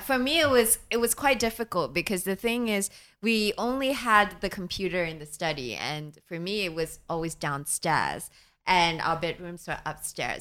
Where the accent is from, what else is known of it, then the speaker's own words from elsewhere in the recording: Singapore; I grew up in Singapore.